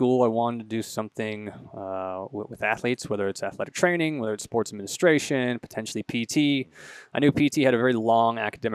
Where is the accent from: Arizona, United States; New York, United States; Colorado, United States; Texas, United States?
Colorado, United States; Longmont; also born or lived in Boston, Massachusetts; I moved out here when I was four, and I grew up in Longmont. I went to Longmont High School.